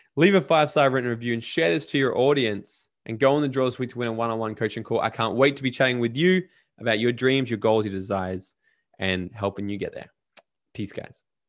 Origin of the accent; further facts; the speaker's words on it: Australia; me being Australian